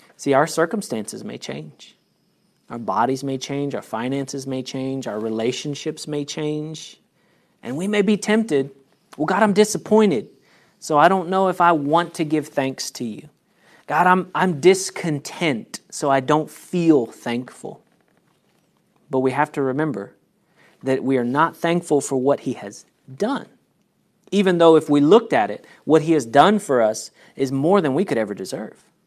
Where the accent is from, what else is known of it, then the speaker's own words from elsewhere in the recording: United States; I was born in the United States